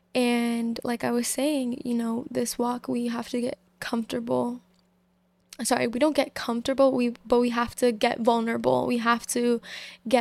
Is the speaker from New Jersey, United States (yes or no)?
no; Massachusetts, United States; I'm 21 years old. I'm from Massachusetts.